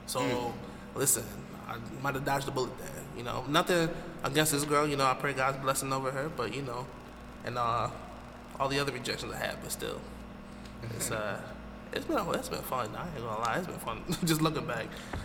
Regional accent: New York, United States; now in New Jersey, United States; So I was in Jersey, but she was back home in my hometown, upstate New York.

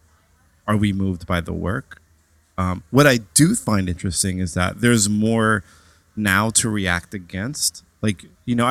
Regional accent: New York, United States; born and raised in New York

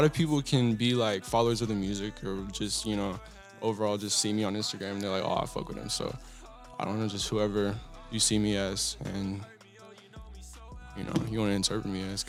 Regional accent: Athens, Texas, United States; I was desperate to get out of my hometown. Desperate, because I come from a really, really, really small kind of retirement town, and it's called Athens, Texas.

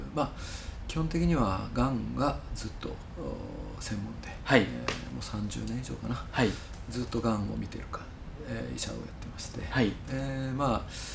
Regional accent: Kyushu, Japan; 私は生まれたのは九州の炭鉱生まれなのんですから、はい、父親も炭鉱で勤めてましたし、はい、まあ、炭鉱の内側で生まれ育って

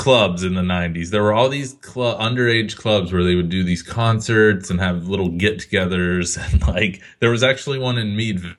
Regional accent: United Kingdom; Like, yeah, of course I know all these monsters and how to fight vampires. I'm British.

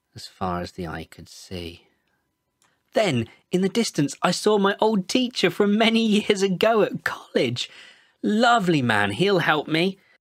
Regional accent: Birmingham, West Midlands, United Kingdom; I'm from Birmingham in England. I'm involved with a church here called Word of Hands

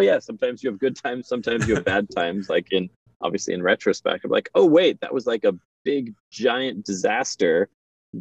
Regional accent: Los Angeles, California, United States; moved away as an adult; also born or lived in New York / Arizona / San Francisco; I grew up in Los Angeles, was born in New York

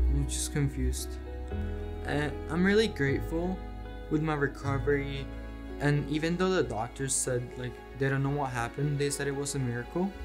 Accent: Colombia; born there; I was born in Colombia and I'm 14.

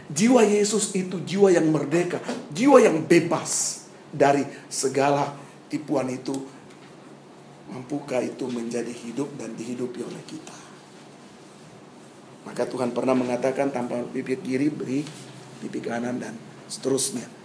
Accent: Papua, Indonesia; Saya datang dari Papua, saudara baru selesai SMA tahu masih garang juga saudara-saudara.

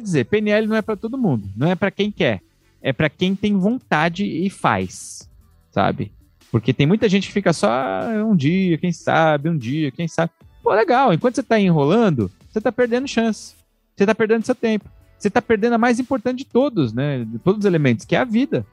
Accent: São Paulo, Brazil; A gente é de São Paulo

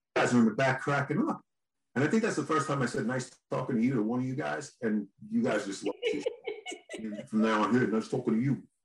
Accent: New York, United States; I'm from New York

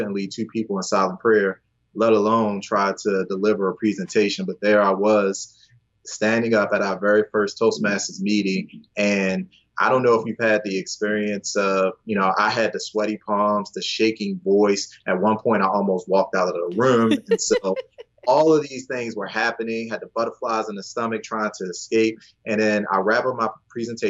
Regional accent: Baltimore, Maryland, United States; I'm from Baltimore. I'm in Baltimore right now.

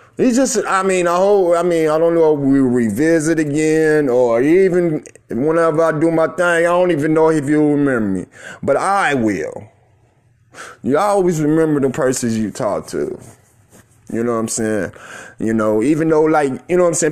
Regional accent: Tulsa, Oklahoma, United States; I'm from Tulsa, Oklahoma

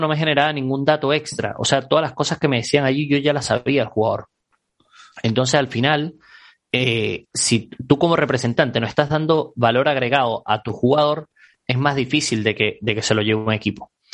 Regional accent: Caracas, Capital District, Venezuela; moved away as an adult; yo soy, soy venezolano, eh, oriundo de Caracas. salí del país hace ya cuatro años

